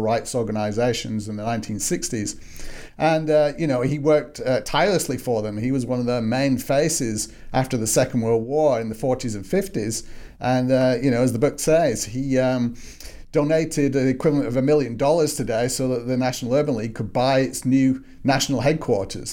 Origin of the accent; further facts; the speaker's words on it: Manchester, North West England, United Kingdom; moved away as an adult; also born or lived in Newcastle upon Tyne; now in Little Rock, United States; I grew up in Manchester, in the northwest of England